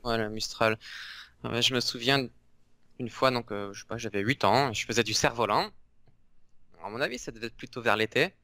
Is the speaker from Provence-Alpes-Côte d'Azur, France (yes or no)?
yes; Pertuis, Provence-Alpes-Côte d'Azur, France; moi je suis originaire de Pertuis, qui est à côté d'Avignon